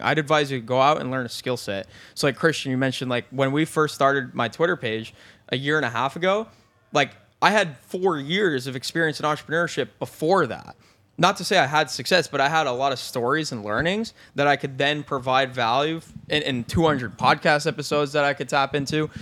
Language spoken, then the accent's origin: English; Binghamton, New York, United States; moved away as an adult; I was from Binghamton, New York